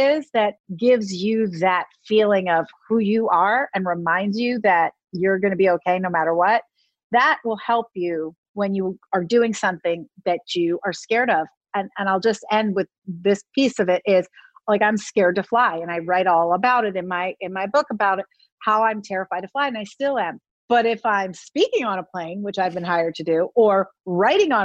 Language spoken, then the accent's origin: English; Philadelphia, Pennsylvania, United States; my hometown of Philadelphia